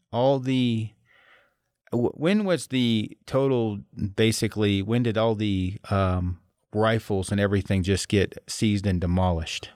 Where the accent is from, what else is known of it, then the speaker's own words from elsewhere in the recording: United States; I'm American